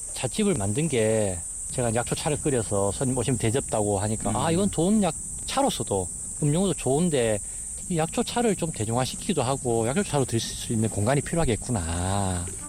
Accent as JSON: {"language": "Korean", "town": "Andong", "region": "North Gyeongsang", "country": "South Korea", "tie": "born or raised there", "moved": "yes", "said": "제 고향인 안동에서도"}